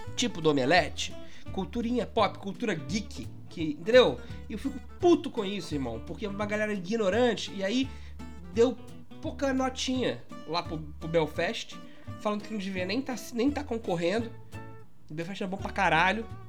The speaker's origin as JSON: {"language": "Portuguese", "region": "Minas Gerais", "country": "Brazil", "also_born_or_lived": "Barra da Tijuca, Rio de Janeiro", "moved": "yes", "lives_now": "Rio de Janeiro, Brazil", "said": "eu sou mineiro"}